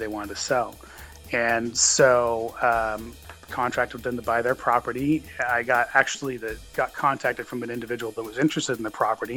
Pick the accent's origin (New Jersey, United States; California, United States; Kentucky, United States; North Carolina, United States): California, United States; Turlock Modesto area of; now in Fresno, United States; I am from the Turlock Modesto area of California originally.